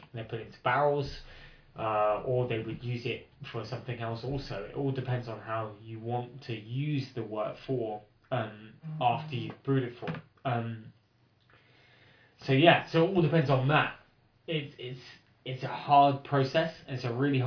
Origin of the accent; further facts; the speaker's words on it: Portsmouth, South East England, United Kingdom; also born or lived in Cheltenham; I'm from Portsmouth